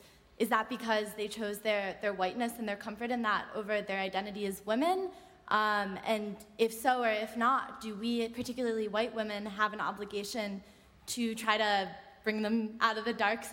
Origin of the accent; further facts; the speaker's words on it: United States; I'm from the United States.